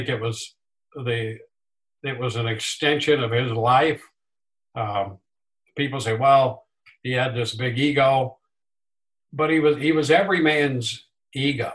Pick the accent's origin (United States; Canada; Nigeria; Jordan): United States; Southern Illinois; I grew up in Southern Illinois, which was great Cardinal territory